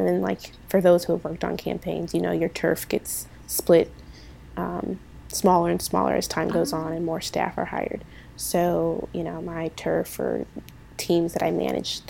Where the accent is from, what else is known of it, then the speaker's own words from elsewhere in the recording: Ohio, United States; moved away; I was from Ohio